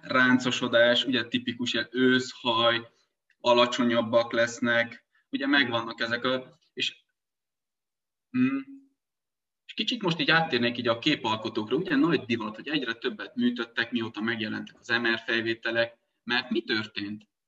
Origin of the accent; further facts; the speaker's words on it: Transylvania, Romania; moved away; Erdélyből származom én gyerekkoromban, még kézzel kaszáltunk